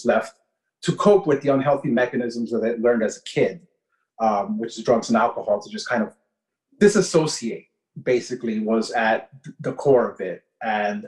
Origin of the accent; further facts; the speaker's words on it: New York City, New York, United States; I was born and raised in Queens, New York City, to Ecuadorian parents